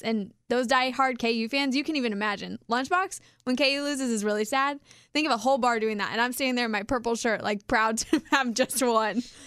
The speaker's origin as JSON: {"language": "English", "region": "Kansas", "country": "United States", "said": "we're from Kansas"}